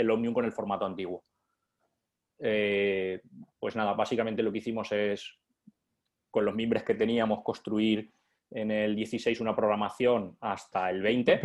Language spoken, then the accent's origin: Spanish; interior of Valencia, Valencian Community, Spain; yo soy del interior de Valencia